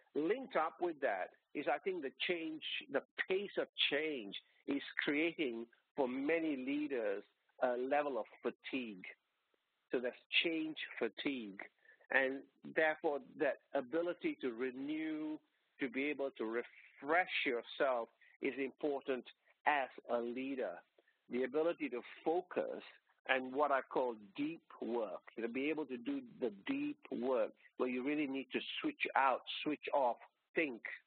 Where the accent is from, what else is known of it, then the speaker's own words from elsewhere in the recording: Malaysia; moved away as an adult; now in Australia; I was born and brought up in Malaysia and came out to Australia as a student.